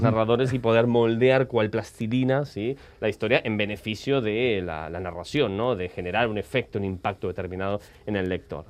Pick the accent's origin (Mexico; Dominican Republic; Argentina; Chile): Argentina; moved away as an adult; now in Barcelona, Spain; nací en Argentina, llevo ya más de 16, 17 años en Barcelona